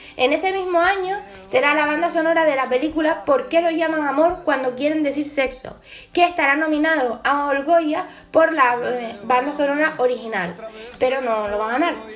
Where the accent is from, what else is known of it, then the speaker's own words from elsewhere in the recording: Las Palmas de Gran Canaria, Canary Islands, Spain; Las Palmas de Gran Canaria, que es de donde soy yo.